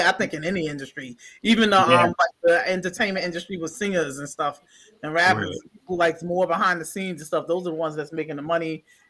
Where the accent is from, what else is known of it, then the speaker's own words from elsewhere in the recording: New York, United States; also born or lived in Detroit; Yeah, I'm from New York.